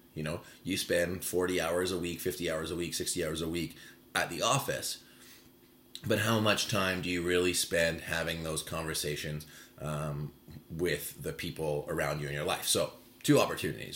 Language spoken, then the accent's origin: English; Vancouver, British Columbia, Canada; born and raised in Vancouver